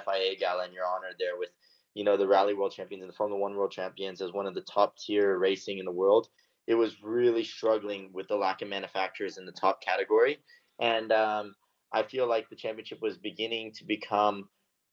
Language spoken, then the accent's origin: English; United States; as an American